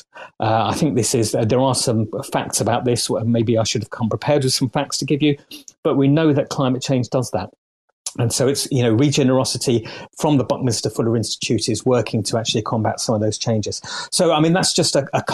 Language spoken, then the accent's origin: English; United Kingdom; As a Brit